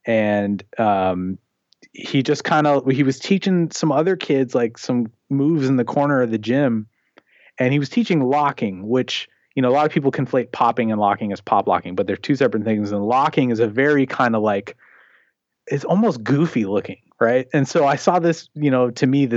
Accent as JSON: {"language": "English", "town": "Portland", "region": "Oregon", "country": "United States", "tie": "born or raised there", "also_born_or_lived": "Seattle, Washington", "said": "I was born in Seattle, Washington, and then I've lived in the, you know, greater Portland area since I was about 5. So I grew up here"}